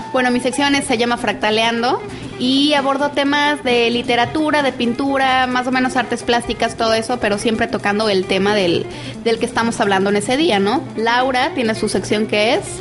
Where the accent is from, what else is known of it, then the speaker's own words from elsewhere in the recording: Mexico; somos más mexicanos